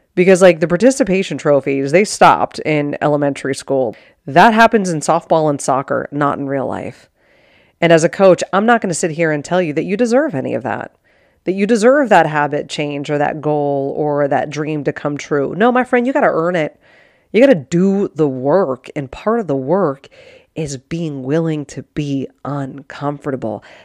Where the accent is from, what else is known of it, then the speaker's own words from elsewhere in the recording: Pittsburgh, Pennsylvania, United States; moved away as an adult; also born or lived in Arizona / Sparta, Wisconsin; born and raised in Pittsburgh, Pennsylvania, like, nobody from my high school came out here